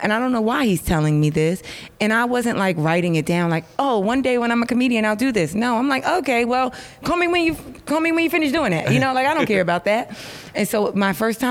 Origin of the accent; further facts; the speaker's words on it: New York, United States; moved away as an adult; now in Los Angeles, United States; much as I live in LA, I'm from New York